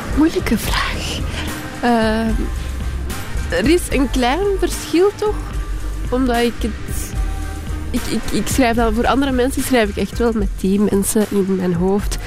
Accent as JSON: {"language": "Dutch", "town": "Jette", "region": "Brussels-Capital Region", "country": "Belgium", "tie": "born or raised there", "also_born_or_lived": "Kapelle-op-den-Bos", "moved": "yes", "said": "Ik ben, ik ben opgegroeid in Jette. En dan naar Kapellen op den Bos verhuisd."}